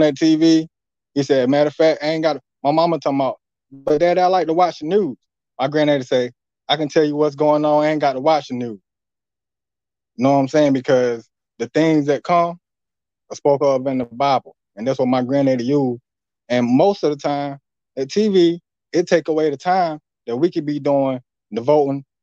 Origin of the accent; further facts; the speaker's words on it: Greenville, North Carolina, United States; I'm from North Carolina. City called Greenville, on the outskirts